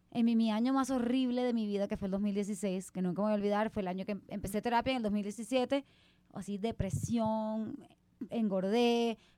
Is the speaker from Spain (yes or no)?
no; Puerto Rico; moved away as an adult; yo también me fui a los 18 de Puerto Rico, entonces mis amigos de Puerto Rico son mi gente